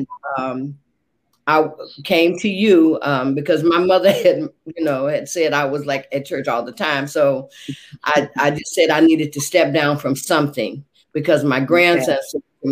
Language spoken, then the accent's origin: English; Oakland, California, United States; moved away as an adult; also born or lived in Los Angeles / Stockton; now in Sacramento, United States; I was born in Los Angeles, raised in Oakland